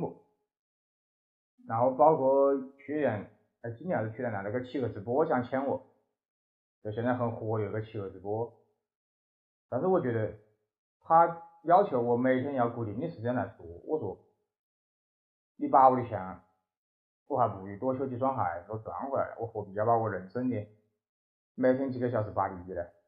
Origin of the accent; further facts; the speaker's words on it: Wuhan, Hubei, China; 身为武汉人